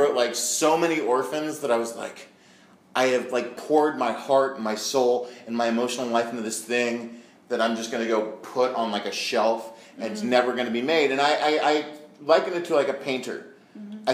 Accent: Marin County, California, United States; I'm from Marin County

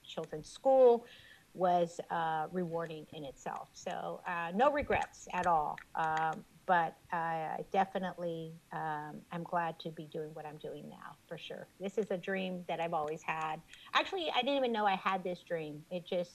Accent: Robstown, Texas, United States; I grew up in Robstown.

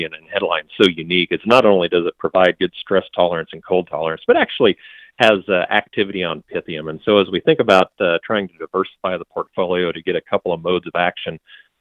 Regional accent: Iowa, United States; I'm from Iowa, I'm actually in central Nebraska today

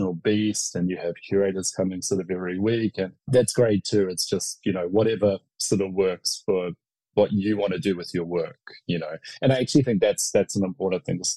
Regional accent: New Zealand; myself as a New Zealander

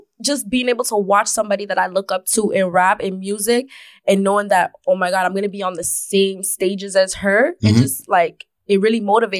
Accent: Scarborough, Ontario, Canada; I'm from Galloway.

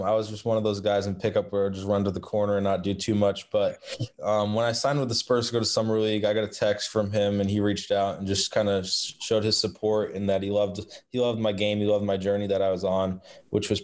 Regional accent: Boston, Massachusetts, United States; I'm from the Boston area

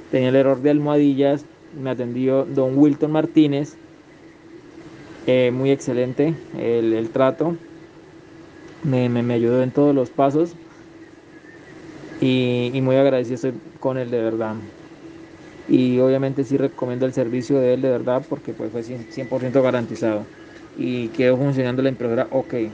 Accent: Colombia; soy de Colombia.

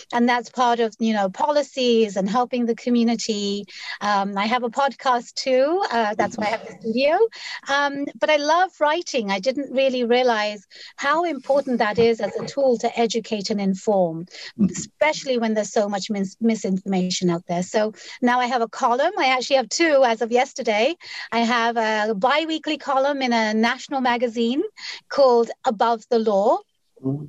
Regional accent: London, United Kingdom; moved away as an adult; also born or lived in Bangladesh; now in Seattle, United States; I was born and raised in London, but for a little while of my life, I lived in Bangladesh

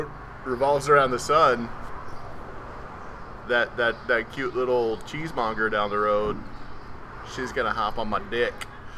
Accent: Austin, Texas, United States; also born or lived in New York; I moved around a lot growing up. I moved from New York to Austin, Texas, and just on a whim decided, hey, I'm going to try out for this.

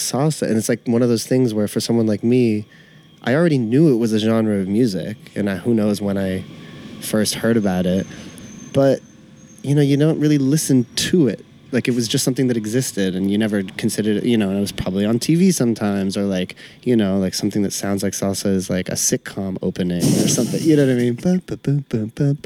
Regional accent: Canada; now in Brooklyn, United States; I'm white, Canadian

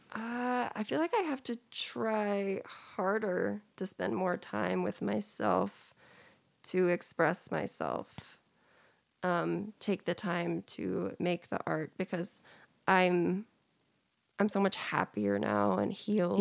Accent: California, United States; moved away; I was a minority growing up in California

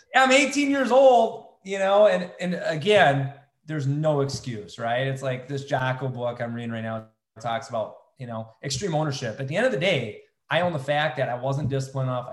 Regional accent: United States

